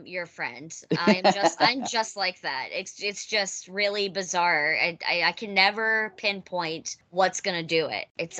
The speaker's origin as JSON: {"language": "English", "region": "Kentucky", "country": "United States", "said": "Yeah, absolutely. I'm from Kentucky. Absolutely."}